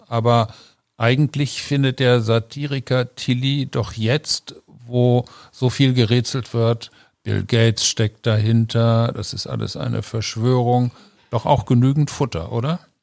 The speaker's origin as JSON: {"language": "German", "region": "North Rhine-Westphalia", "country": "Germany", "tie": "born or raised there", "moved": "yes", "lives_now": "Cologne, Germany", "said": "Ich bin in Ostwestfalen aufgewachsen"}